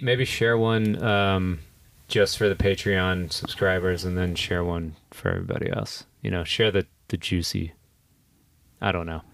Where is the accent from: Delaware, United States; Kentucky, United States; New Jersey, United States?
Kentucky, United States; I went back to my hometown to go to the University